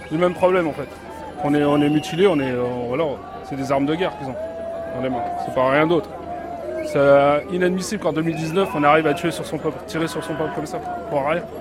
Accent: Aube, Grand Est, France

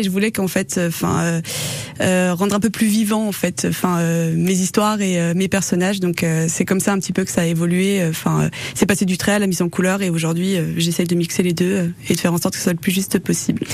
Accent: the Alps, France; toute mon enfance dans les Alpes, dans les campagnes

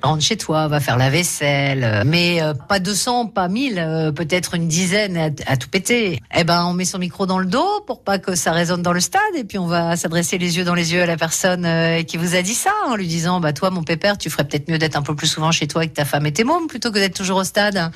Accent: Lambersart, Hauts-de-France, France; j'ai grandi à côté, à Lambersart

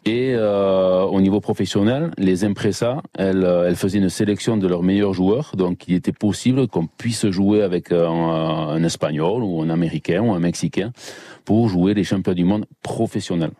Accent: Basque Country, Nouvelle-Aquitaine, France; also born or lived in Bidart; je suis basque, j'ai le caractère, le, nez, euh, tout ce qu'il faut

